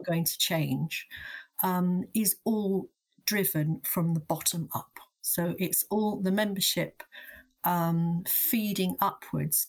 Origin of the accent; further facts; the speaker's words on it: London, United Kingdom; I am a Londoner and an academic